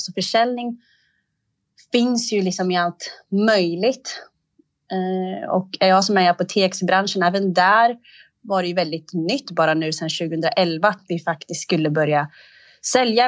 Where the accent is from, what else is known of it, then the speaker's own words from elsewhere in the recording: Eritrea; jag är eritrean